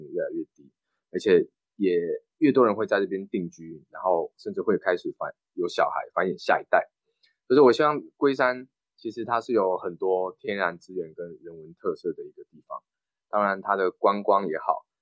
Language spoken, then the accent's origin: Chinese; Taiwan; 我们台湾人